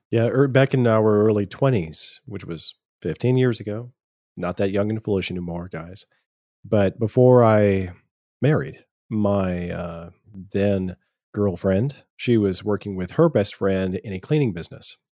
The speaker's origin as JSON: {"language": "English", "town": "Powder Springs", "region": "Georgia", "country": "United States", "tie": "born or raised there", "also_born_or_lived": "Virginia"}